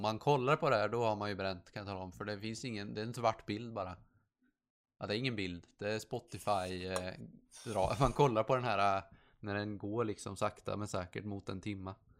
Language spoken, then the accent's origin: Swedish; Sweden; Jag är svensk